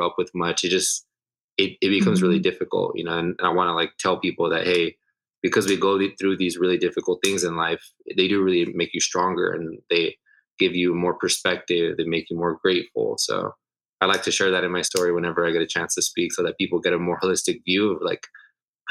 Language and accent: English; Los Angeles, California, United States; I was born in Los Angeles, raised all throughout Southern California.